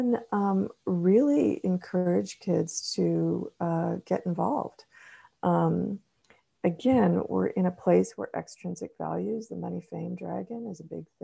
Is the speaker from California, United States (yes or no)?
yes; California, United States; growing up in California